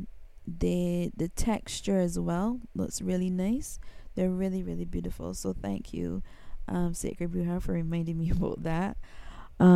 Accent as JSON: {"language": "English", "country": "Barbados", "said": "I am from Barbados. I'm in the Caribbean"}